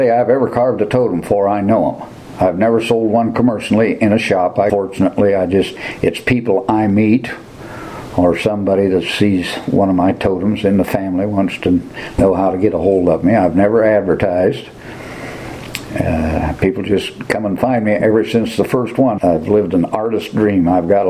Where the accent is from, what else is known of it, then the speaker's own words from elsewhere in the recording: Fort Wayne, Indiana, United States; moved away as an adult; also born or lived in Huntington, Indiana; now in Brown County, United States; I grew up in northern Indiana around Huntington and Fort Wayne